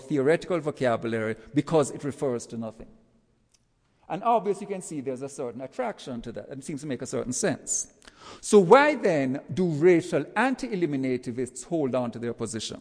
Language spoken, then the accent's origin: English; Jamaica; now in United States; As you can tell from my accent, I'm not from around these parts. Let's say I go back to Jamaica, which is where I'm from